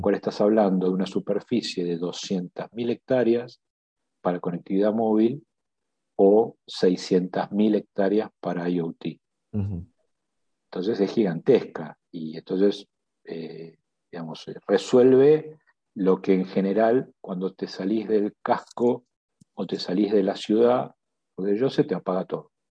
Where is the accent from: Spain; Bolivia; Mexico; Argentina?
Argentina; todos eh, accionistas somos eh, de carne y hueso argentinos